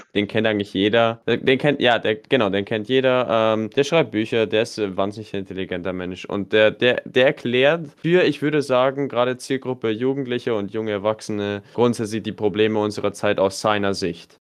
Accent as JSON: {"language": "German", "country": "Germany", "said": "bei uns in Deutschland"}